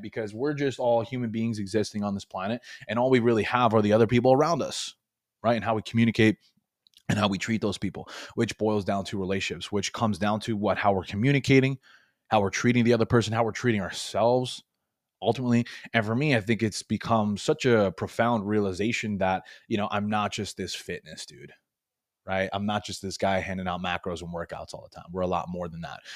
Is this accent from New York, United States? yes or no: yes; Long Island, New York, United States; moved away as an adult; now in Florida, United States; I was born and raised in Long Island. 23 years, moved to Florida the last few years here